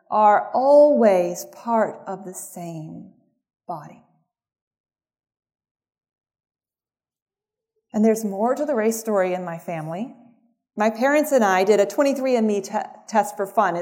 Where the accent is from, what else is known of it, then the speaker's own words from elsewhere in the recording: Mississippi, United States; I grew up in Mississippi